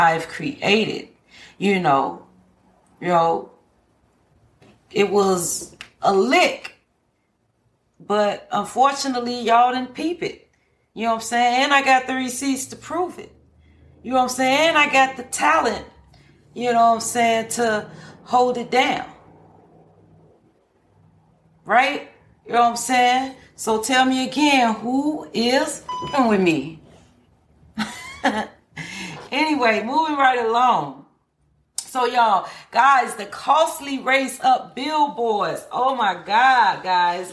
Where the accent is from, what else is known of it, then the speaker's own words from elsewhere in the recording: Chicago, Illinois, United States; I'm born and raised in Chicago